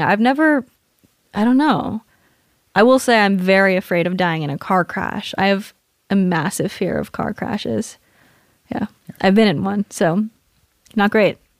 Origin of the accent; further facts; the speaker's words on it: Southern California, United States; moved away as an adult; also born or lived in Hawaii / Washington / Bay Area, California / Colorado; I was born in Hawaii, moved to Washington, moved to California, grew up in Southern California.